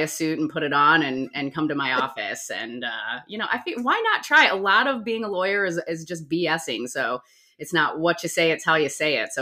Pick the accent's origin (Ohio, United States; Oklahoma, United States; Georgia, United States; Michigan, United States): Ohio, United States; Medina; now in Columbus, United States; I was born and raised in Medina, Ohio